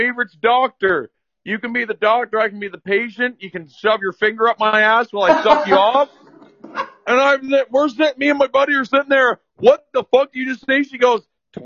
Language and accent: English; Ontario, Canada; I'm from Ontario, so I was like 20 the first time I ever left Ontario